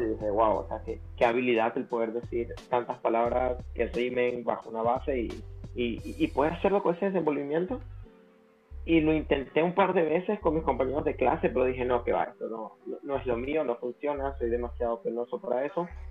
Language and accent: Spanish; Venezuela; now in El Salvador; soy venezolano, pero a nivel de freestyle prácticamente me he criado en la escena salvadoreña